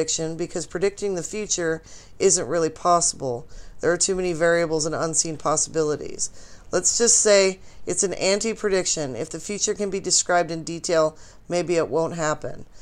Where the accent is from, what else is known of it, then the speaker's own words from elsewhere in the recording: Boise, Idaho, United States; I grew up in Boise